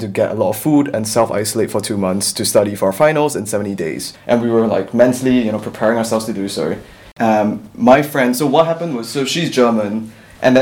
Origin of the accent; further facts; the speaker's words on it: Singapore; moved away as an adult; now in Oxford, United Kingdom; I'm a Singaporean student who's studying law at Oxford